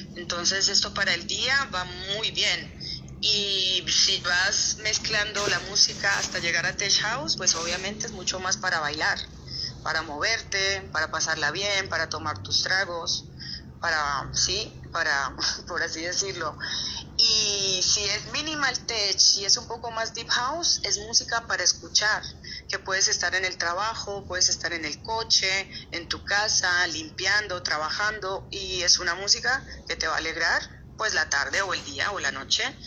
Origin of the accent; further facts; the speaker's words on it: Colombia; moved away as an adult; also born or lived in Costa Rica / Miami; now in Ibiza, Spain; me fui muy pequeñita de Colombia, pues los, las raíces que dejé fueron las de mi colegio, los, los, los compañeros del cole